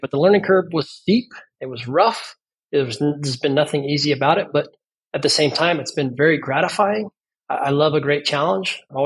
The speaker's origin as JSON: {"language": "English", "town": "Las Vegas", "region": "Nevada", "country": "United States", "tie": "born or raised there", "said": "I was born and raised in Las Vegas"}